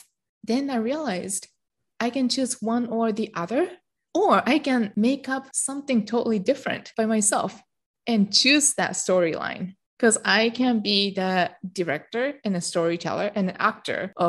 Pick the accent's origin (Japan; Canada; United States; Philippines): Japan; moved away; My childhood was very protected growing up in Japan